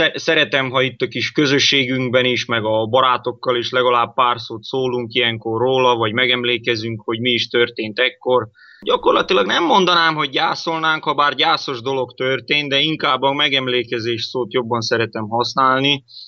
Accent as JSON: {"language": "Hungarian", "country": "Croatia", "said": "mi horvátországi magyarok vagyunk"}